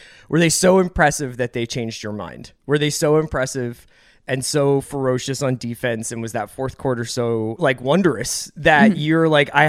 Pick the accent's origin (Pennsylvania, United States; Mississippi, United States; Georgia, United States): Pennsylvania, United States; Philadelphia; You know, as like a Philadelphian, I had a bad feelings about this